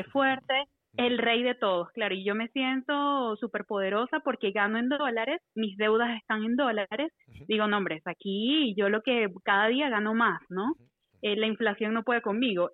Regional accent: Venezuela; now in Costa Rica; soy venezolana, pero vivo en Costa Rica

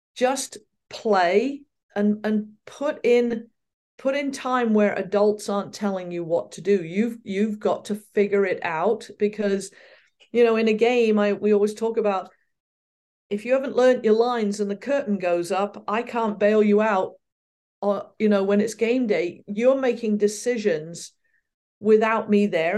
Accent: Reading, South East England, United Kingdom; moved away as an adult; also born or lived in Ferndown, Dorset; now in United States; I was born in Reading in Berkshire, and, uh, I lived there until, uh, we were nine, or I was nine

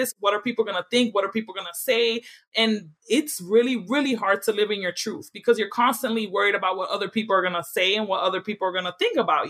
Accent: New York City, New York, United States; moved away; I'm from the Bronx

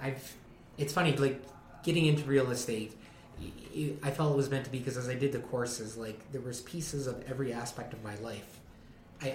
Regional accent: East Coast, Canada; now in Hinton, Canada; I'm from the East Coast

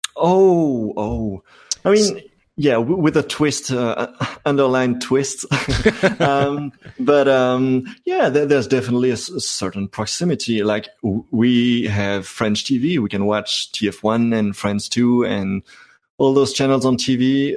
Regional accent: Brussels, Brussels-Capital Region, Belgium; first language French; English is a second language; I'm from Brussels. I speak both

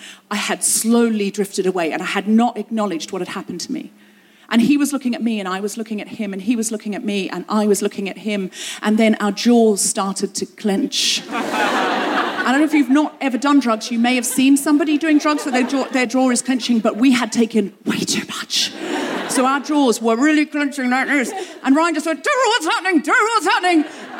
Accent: London, United Kingdom; Where are you from? London. London, Ontario? No, London, London, England.

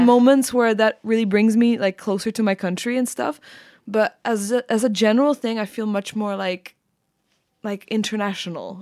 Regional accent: Prague, Czechia; moved away as an adult; now in London, United Kingdom; even though I'm Czech, uh, completely, like, my parents are Czech and everything, I grew up in Prague

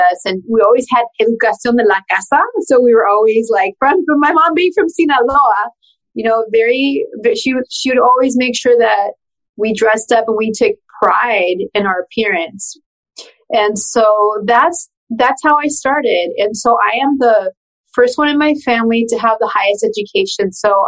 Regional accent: Pasadena, California, United States; first language Spanish; English is a second language; I was actually born in Pasadena, California.

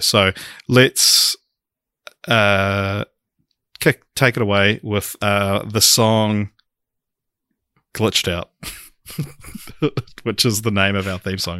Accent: Christchurch, Canterbury, New Zealand; we we are both from Christchurch

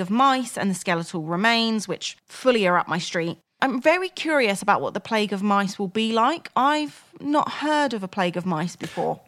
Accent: Crawley, South East England, United Kingdom; born or raised there

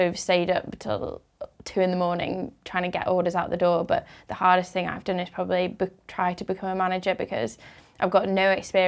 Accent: Leeds, Yorkshire and the Humber, United Kingdom; I'm from Leeds, which is a little bit further away.

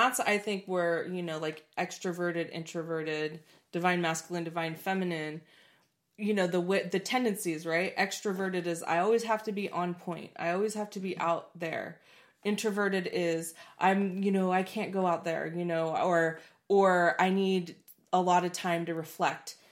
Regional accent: Portland, United States; I grew up in Portland

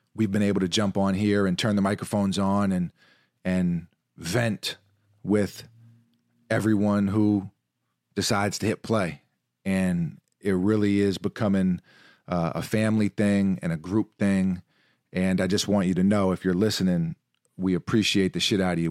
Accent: New York City, New York, United States; growing up in New York City, playing basketball from a really young age

